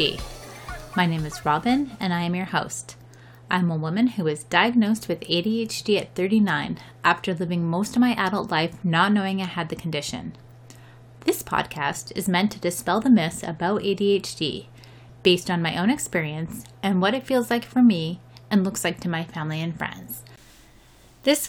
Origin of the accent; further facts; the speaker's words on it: Canada; I'm Canadian.